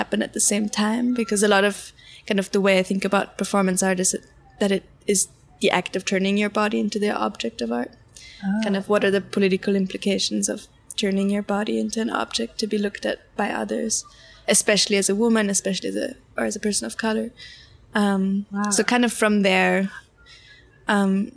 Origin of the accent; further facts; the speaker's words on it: Austria; moved away as an adult; also born or lived in London; now in New York, United States; I was born and raised in Austria, but I've been here for a year